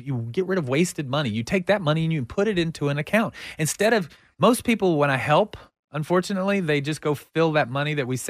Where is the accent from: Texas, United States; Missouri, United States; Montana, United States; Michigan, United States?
Texas, United States; I mean, I'm from Texas